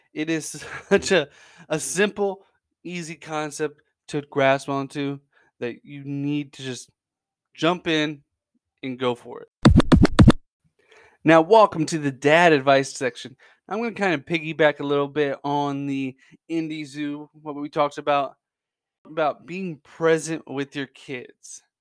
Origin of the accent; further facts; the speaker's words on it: Central Indiana, United States; born and raised in Central Indiana